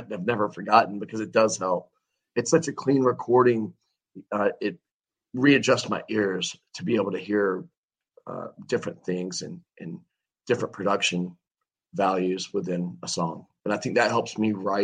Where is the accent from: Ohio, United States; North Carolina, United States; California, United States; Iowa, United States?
North Carolina, United States; Wilmington; here in my hometown of Wilmington, North Carolina.